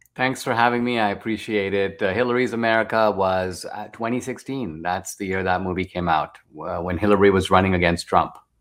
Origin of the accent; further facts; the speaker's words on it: India; now in United States; I grew up in India